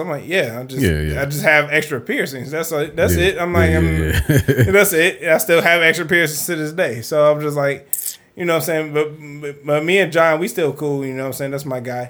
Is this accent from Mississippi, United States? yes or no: no; Detroit, Michigan, United States; let me be a nigga from Detroit, which is who I am. I'm a nigga from Detroit